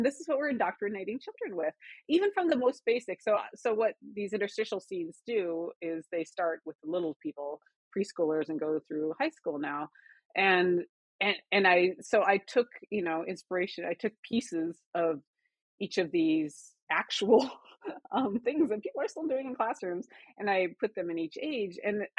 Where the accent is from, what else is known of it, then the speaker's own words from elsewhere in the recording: South Dakota, United States; so I grew up in South Dakota, what was called the era of reconciliation.